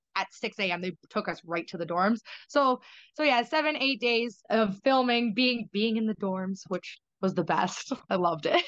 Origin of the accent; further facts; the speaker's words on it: Canada; as a Canadian